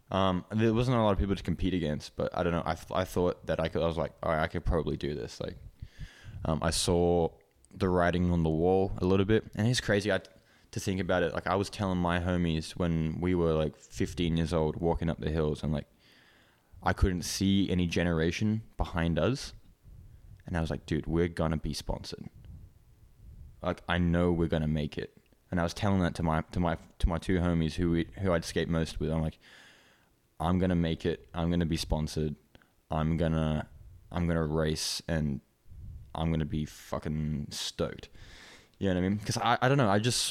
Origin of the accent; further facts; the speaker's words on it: Hong Kong; So I grew up in Hong Kong. I started skating in Hong Kong. So it's a pretty like small place, but there's a lot of people.